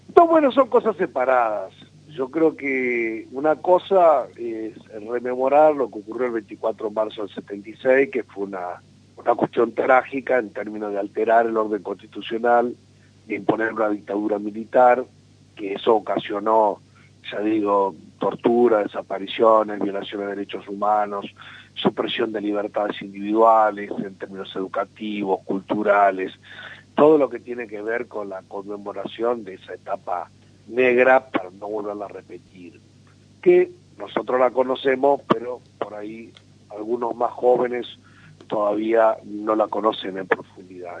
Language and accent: Spanish; Rosario del Tala, Entre Ríos, Argentina; also born or lived in Macia; yo de chico vivía en Tala